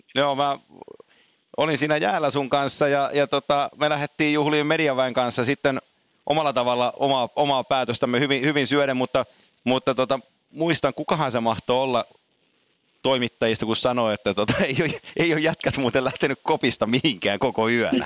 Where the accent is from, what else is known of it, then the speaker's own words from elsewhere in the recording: Oulu, North Ostrobothnia, Finland; Mä oon syntynyt Oulussa, kun isäni meni kärppiin Tampereelta